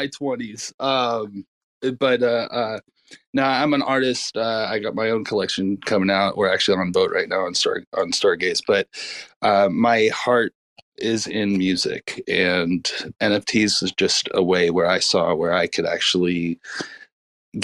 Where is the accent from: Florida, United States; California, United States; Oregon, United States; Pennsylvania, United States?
California, United States; Southern; I grew up in Southern California